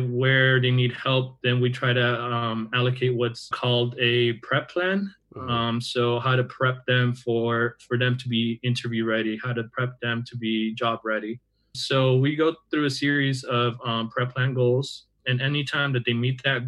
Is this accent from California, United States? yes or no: yes; Orange County, California, United States; moved away as an adult; now in Santa Cruz, United States; I'm actually originally from Orange County.